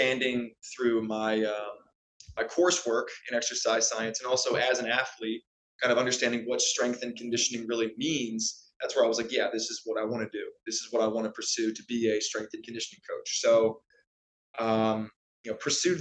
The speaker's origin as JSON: {"language": "English", "area": "Anne Arundel County", "region": "Maryland", "country": "United States", "tie": "born or raised there", "said": "I born and raised in Maryland, Anne Arundel County"}